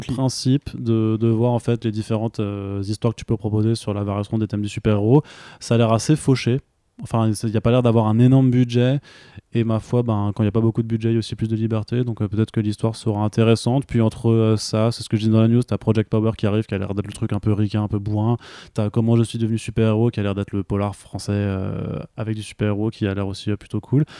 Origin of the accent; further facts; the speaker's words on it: Alsace, Grand Est, France; also born or lived in Italy; je suis alsacien aussi et je l'assume complètement